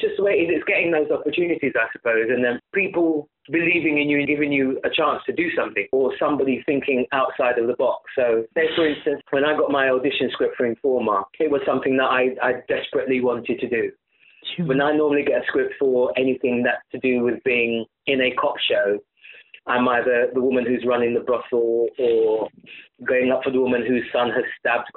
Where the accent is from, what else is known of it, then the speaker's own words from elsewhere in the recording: London, United Kingdom; I am a very proud Londoner and went to a very diverse, eclectic mixed school, you know, comprehensive in North London